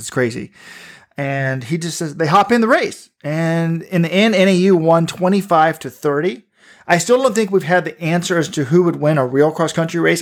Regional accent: Baltimore, Maryland, United States; in the Baltimore Sun, my hometown paper.

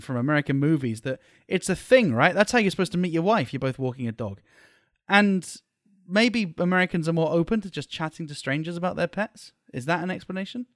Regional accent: United Kingdom; born or raised there; moved away as an adult; now in Malaysia

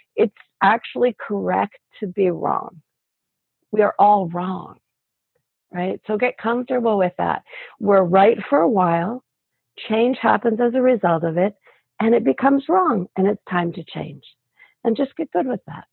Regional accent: Canada; I'm from Canada

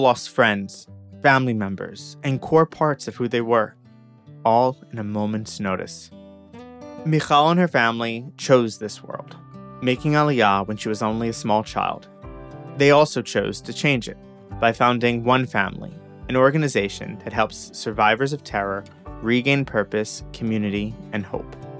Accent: United States; I grew up in America

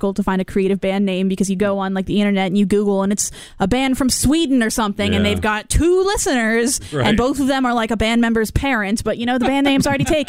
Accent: Canada; Or, I'm from Canada.

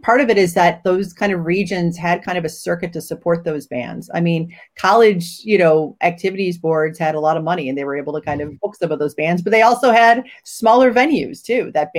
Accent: Cleveland, Ohio, United States; growing up in Cleveland

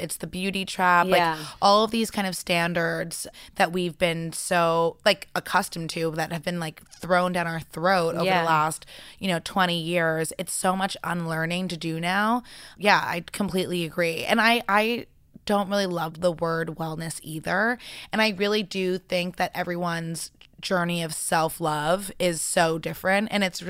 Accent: New York City, New York, United States; So I actually was in the ballet world growing up in New York City, super competitive.

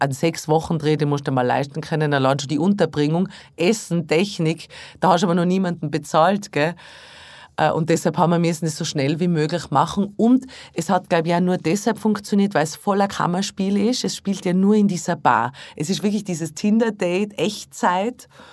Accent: Tyrol, Austria; moved away; My Hausberg in Tirol

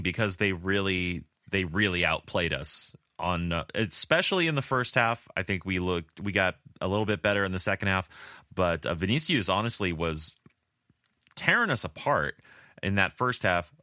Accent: Oceanside, California, United States; where I was born in Oceanside, California

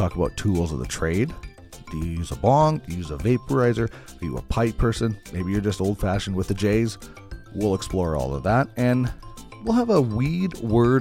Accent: Brandon, Manitoba, Canada; moved away as an adult; also born or lived in Red Deer / Regina; now in Edmonton, Canada; Started out in television in Brandon, Manitoba, my hometown

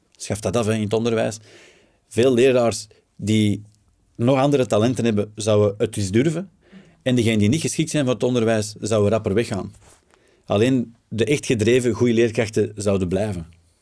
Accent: Flanders, Belgium; wij als Vlaming

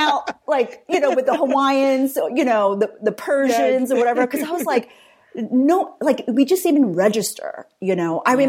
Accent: Singapore; also born or lived in Vietnam / Southern California; So my dad's Irish American, my mom's Vietnamese, and I was born in Vietnam, but raised in Singapore and Southern California.

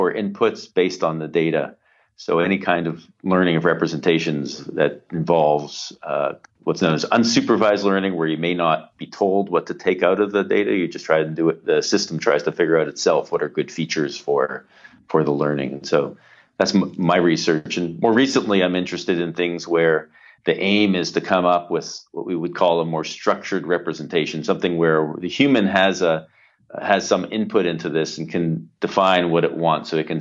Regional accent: Pittsburgh, Pennsylvania, United States; now in Toronto, Canada; I was growing up in Pittsburgh

